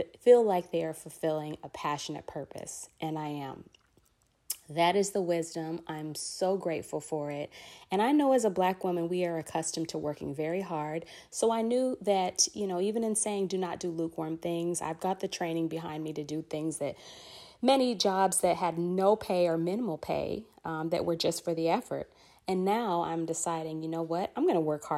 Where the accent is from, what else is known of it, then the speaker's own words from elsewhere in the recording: Los Angeles, California, United States; I am a Black woman born and raised in Los Angeles, California